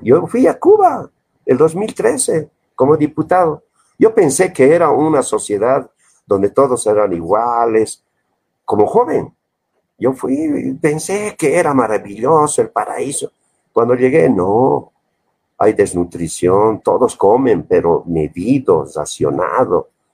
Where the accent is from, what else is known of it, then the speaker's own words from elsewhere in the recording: Bolivia; me han dado mi carrera de identidad boliviana